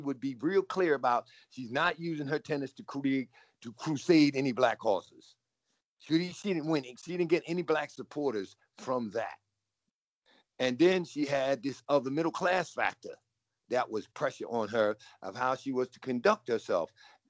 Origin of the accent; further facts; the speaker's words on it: United States; So when I grew up in tennis in the New York area, New Jersey, New York